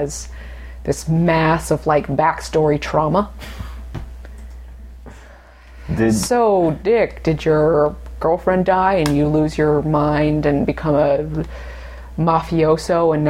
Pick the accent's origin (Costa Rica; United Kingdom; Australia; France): United Kingdom; I'm British